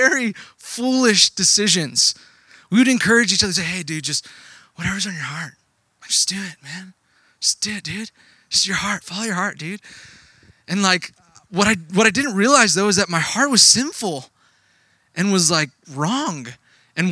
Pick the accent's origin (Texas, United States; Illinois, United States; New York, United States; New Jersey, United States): Texas, United States; moved away; I grew up in Texas. I didn't grow up here. I grew up in Texas